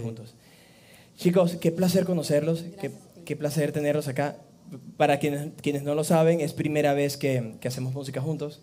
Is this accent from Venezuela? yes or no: yes; Amazonas, Venezuela; also born or lived in Maracay, Venezuela; now in Miami, United States; nací en Maracay, pero soy de Amazonas. Ah, pero, pero es interesante porque, claro, yo viví en Amazonas